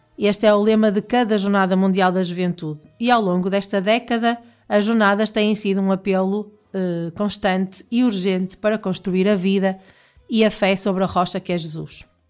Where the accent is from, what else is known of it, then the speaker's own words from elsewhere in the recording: Portugal; nós portugueses